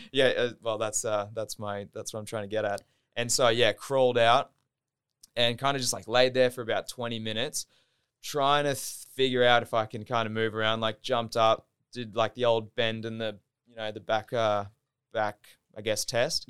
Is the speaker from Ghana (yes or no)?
no; Gold Coast, Queensland, Australia; also born or lived in Southport, Queensland; now in Brisbane, Australia; born in Southport, raised in Burley